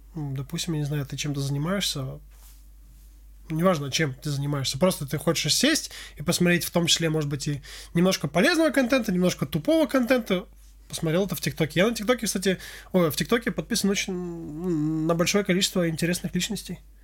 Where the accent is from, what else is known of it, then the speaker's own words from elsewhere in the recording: Armenia; я армянин